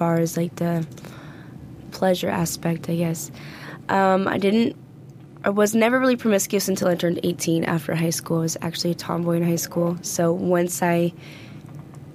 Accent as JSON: {"language": "English", "town": "Tacoma", "region": "Washington", "country": "United States", "also_born_or_lived": "Las Vegas", "moved": "as an adult", "lives_now": "Los Angeles, United States", "said": "I'm originally from Tacoma, Washington. I moved from Washington State when I was 18"}